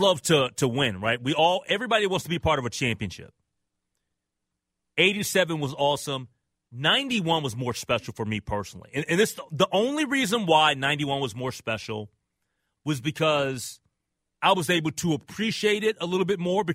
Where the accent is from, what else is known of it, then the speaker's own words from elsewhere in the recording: Minnesota, United States; also born or lived in Atlanta, Georgia; I'm from Minnesota.